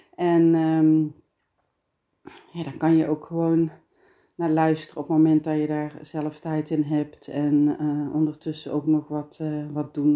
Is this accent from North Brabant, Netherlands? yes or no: yes; Geldrop, North Brabant, Netherlands; accent: Brabant, soft G; ik ben Brabantse, geboren en getogen in Geelse